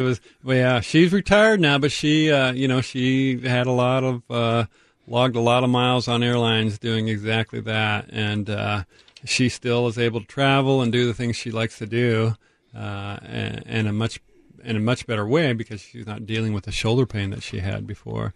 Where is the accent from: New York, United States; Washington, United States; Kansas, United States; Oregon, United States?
Washington, United States; Tacoma; I grew up in North Tacoma on Basalt Street